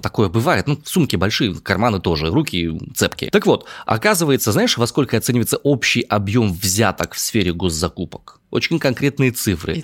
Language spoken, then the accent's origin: Russian; Omsk, Omsk Oblast, Russia; я родом из Омска